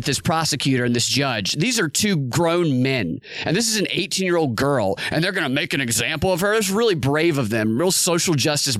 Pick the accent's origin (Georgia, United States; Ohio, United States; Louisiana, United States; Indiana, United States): Georgia, United States; Snellville; I'm from Snellville, which is right next to Loganville.